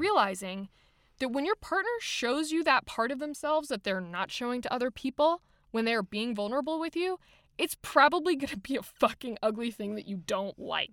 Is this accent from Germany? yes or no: yes; Germany; I was raised in Germany